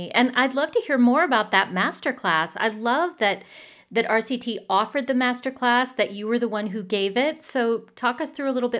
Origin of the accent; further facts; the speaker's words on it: Richmond, Indiana, United States; moved away; we're both natives of Richmond, both have moved away from Richmond, but still maintain really strong ties to our hometown.